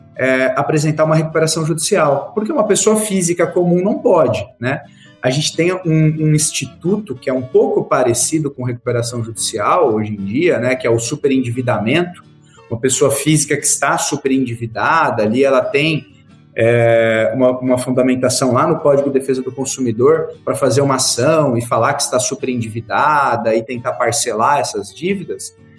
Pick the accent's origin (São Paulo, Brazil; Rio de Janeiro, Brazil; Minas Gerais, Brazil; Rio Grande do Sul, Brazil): São Paulo, Brazil; Barra Bonita / Jaú, interior of; moved away as an adult; also born or lived in Ribeirão Preto; now in Ji-Paraná, Brazil; Eu sou do interior de São Paulo. Sou ali bem do centro de São Paulo, ali Barra Bonita, Jaú